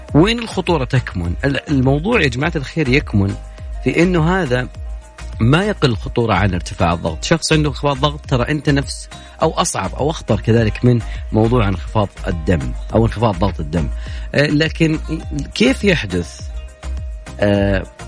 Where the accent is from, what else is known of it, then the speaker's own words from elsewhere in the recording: Saudi Arabia; عندنا في السعودية